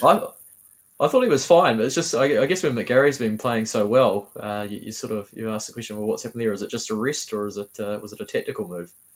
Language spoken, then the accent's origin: English; Havelock North, Hawke's Bay, New Zealand; now in Wellington, New Zealand; I'm from Havelock North originally, played for Havelock North Wanderers before coming down to Wellington